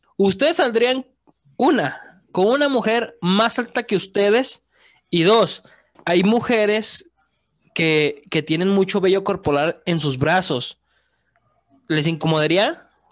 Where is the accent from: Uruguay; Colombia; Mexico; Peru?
Mexico; Veracruz; soy de Veracruz